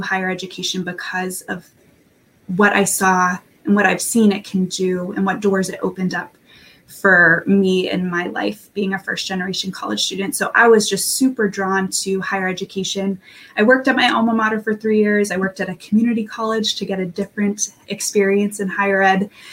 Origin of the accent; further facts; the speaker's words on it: Massachusetts, United States; also born or lived in Kentucky; I grew up in Massachusetts